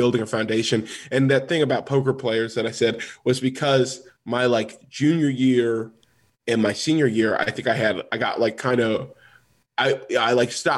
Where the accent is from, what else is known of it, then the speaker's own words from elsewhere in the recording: Los Angeles, California, United States; I'm from Los Angeles